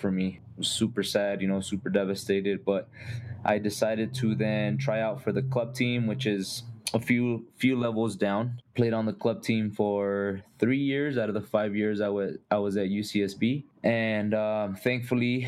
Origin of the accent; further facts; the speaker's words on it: Costa Mesa, California, United States; moved away as an adult; now in Colorado Springs, United States; I grew up in Orange County, California, in Costa Mesa